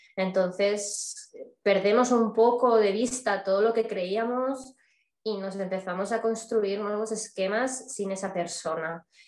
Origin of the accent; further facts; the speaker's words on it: Barcelona, Catalonia, Spain; soy de origen de Barcelona, de España